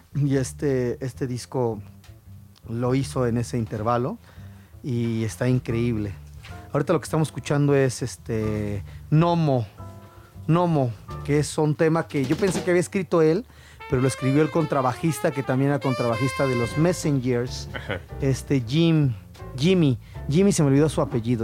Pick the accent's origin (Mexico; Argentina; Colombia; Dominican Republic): Mexico; Mexico City; accent: chilango; first language Spanish; A mí me encanta mi acento chilango.